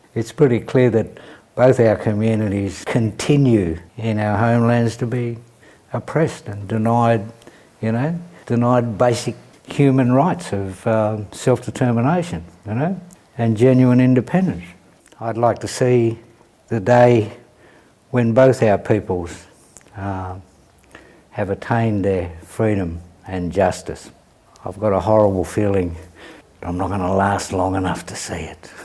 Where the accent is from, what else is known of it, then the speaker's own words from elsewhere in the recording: Melbourne, Victoria, Australia; Bruce and I come from Fitzroy